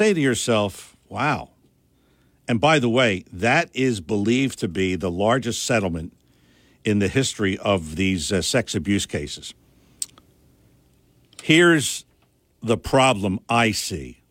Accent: Philadelphia, Pennsylvania, United States; the neighborhood where I grew up in Philadelphia

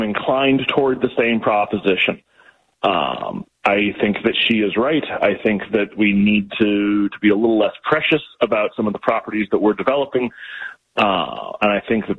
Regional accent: Florida, United States; now in Oregon, United States; my home state, Florida

